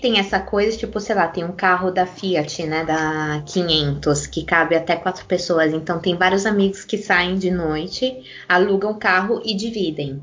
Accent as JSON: {"language": "Portuguese", "country": "Brazil", "moved": "as an adult", "lives_now": "Italy", "said": "já faz mais de dez anos que eu moro aqui, até hoje quando eu falo que eu sou brasileira"}